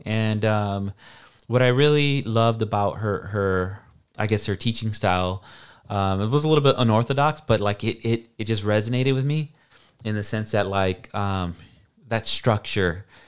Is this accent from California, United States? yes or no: yes; Hayward, California, United States; I grew up in South Hayward